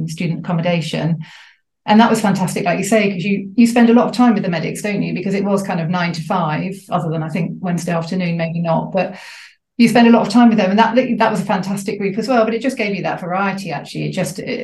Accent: Southampton, South East England, United Kingdom; also born or lived in Manchester / Ruislip; I grew up in Southampton, interestingly, which is actually probably only about half an hour away from where I am now.

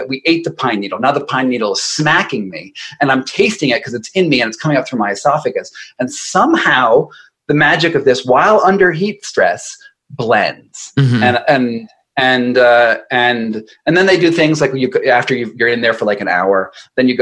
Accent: United States; I'm an American

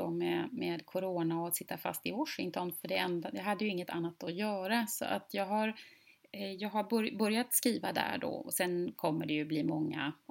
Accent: Gothenburg, Västra Götaland, Sweden; född och uppvuxen i, i centrala Göteborg och alltid bott i, i lite större städer

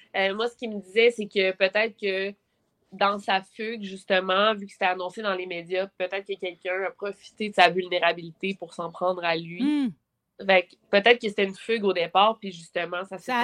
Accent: Quebec City, Quebec, Canada; je viens de Québec

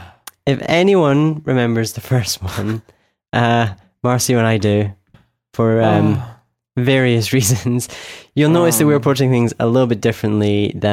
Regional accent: Scotland, United Kingdom; from Scotland

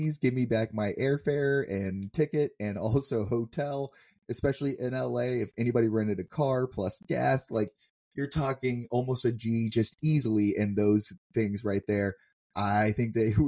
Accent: Singapore; moved away; I grew up in Singapore a long time

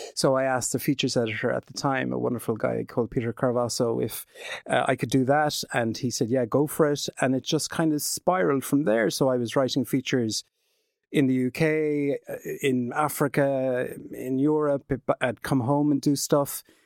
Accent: Glenbeigh, Munster, Ireland; also born or lived in Western Australia / United Kingdom; I'm from Glenbeigh in County Kerry.

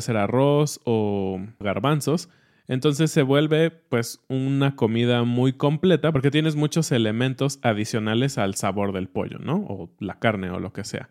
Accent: central Mexico, Mexico; le decimos jitomate en el centro del país y en el norte le dicen tomate

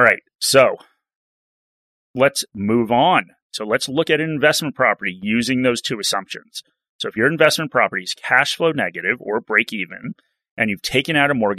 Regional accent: United States; now in Australia; an American that lived through the GFC

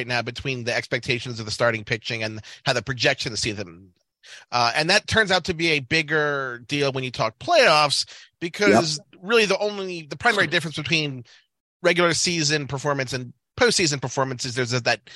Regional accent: Baltimore, Maryland, United States; moved away; I'm originally from Baltimore

